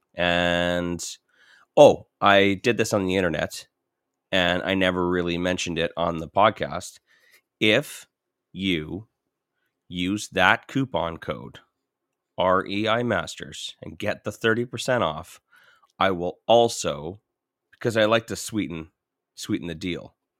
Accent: St. Catharines, Ontario, Canada; moved away; also born or lived in Welland; I grew up in Saint Catharines and, and Welland

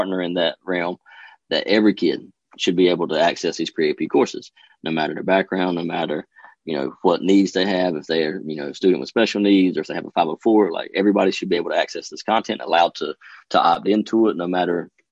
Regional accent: Duplin County, North Carolina, United States; I grew up in Duplin County

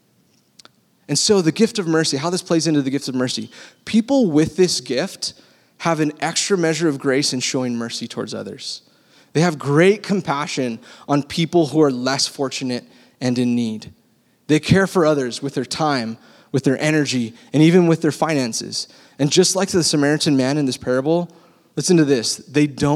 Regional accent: Texas, United States; now in California, United States; I was born in Texas

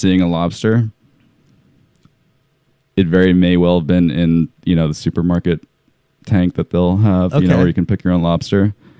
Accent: Vermont, United States; Vermont. Vermont, yeah.

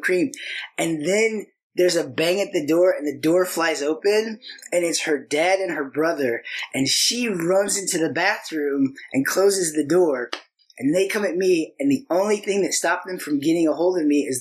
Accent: Lincoln, Illinois, United States; I was from Lincoln

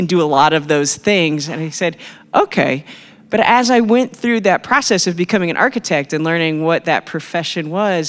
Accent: Bedford, Indiana, United States; moved away as an adult; now in South Bend, United States; I was raised in Bedford, Indiana, which is in southern Indiana

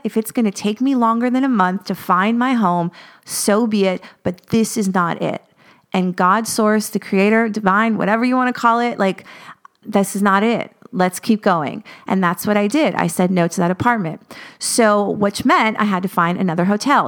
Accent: United States; moved away as an adult; now in Paris, France; I'm an American, I'm an expat

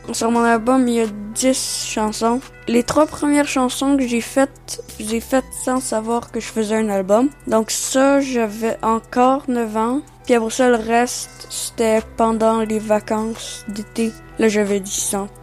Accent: Nelson, British Columbia, Canada; first language French; also born or lived in Maria, Quebec; né au Québec, en Gaspésie, euh, dans un petit village qui s'appelle Maria, à trois ans arrivé ici

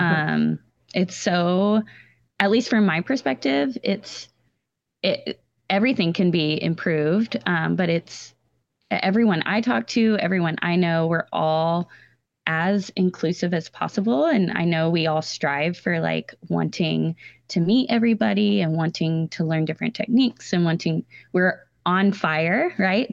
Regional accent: Texas Hill Country, United States; I grew up in Texas, um, in the hill country

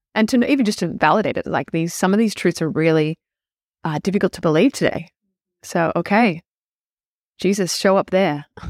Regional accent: Australia; moved away; I grew up in Australia

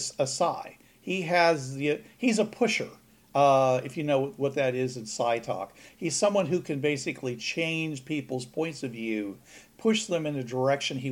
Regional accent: Pittsburgh, Pennsylvania, United States; now in Georgia, United States; I'm from Pittsburgh

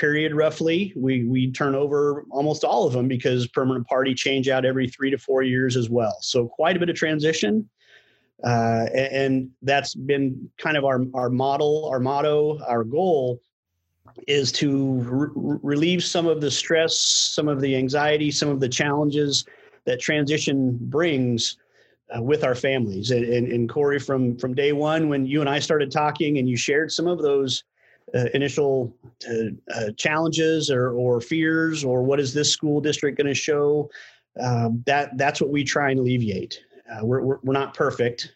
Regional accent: Colorado, United States; moved away as an adult; now in Kansas, United States; I grew up in Colorado, not a military a brat in any sense of the term.

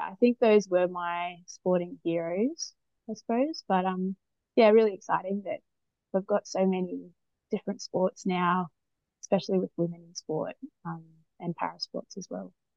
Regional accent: Newcastle, New South Wales, Australia; growing up in Newcastle and and playing sport at school.

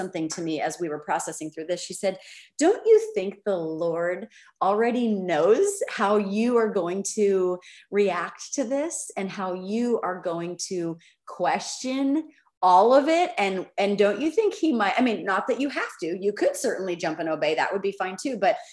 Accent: United States; I'm an American citizen

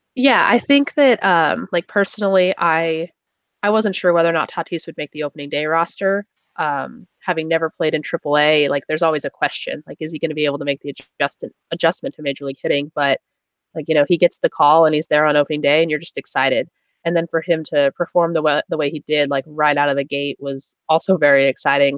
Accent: California, United States; I'm from California

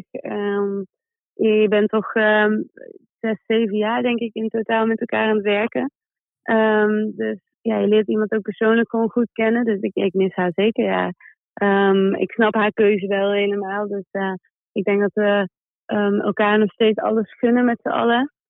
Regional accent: Manchester, North West England, United Kingdom; Dus ik, ik kom uit Manchester en we vliegen woensdag al terug naar Manchester.

